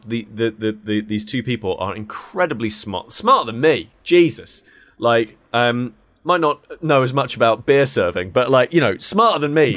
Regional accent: United Kingdom; we're all from Blighty.

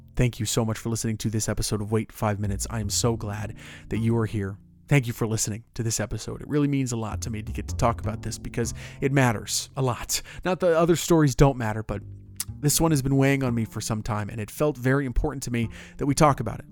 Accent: Orlando, Florida, United States; Orlando, my hometown

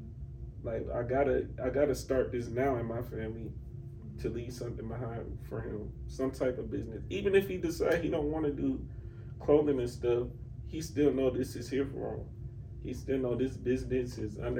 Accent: Atlanta, Georgia, United States; I'm from here

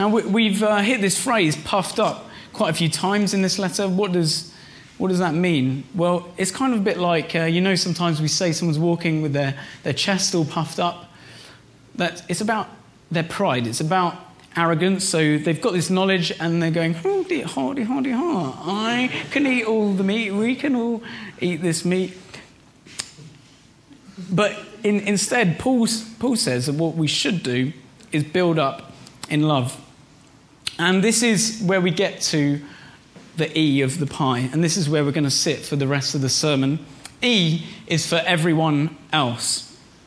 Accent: Reading, South East England, United Kingdom; moved away; I was in Reading, my hometown where I grew up

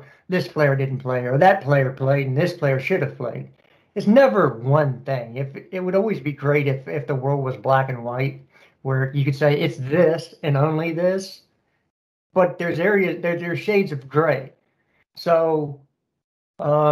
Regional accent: Texas, United States; I am a Texan. Proud Texan

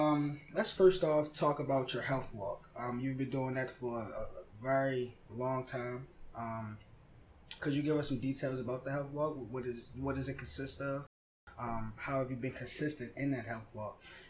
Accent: Baltimore, Maryland, United States; We are people from Baltimore. We understand Baltimore.

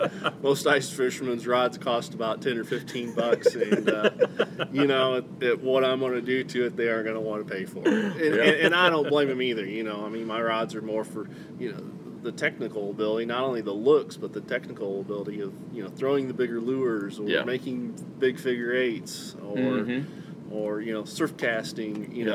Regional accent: Indiana, United States

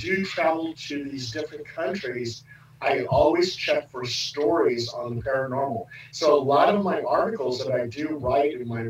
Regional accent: California, United States; So we lived all over California.

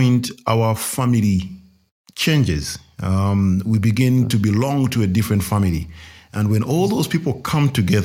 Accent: Luganda-speaking, Central Region, Uganda; there was a comfort in knowing I'm among my people

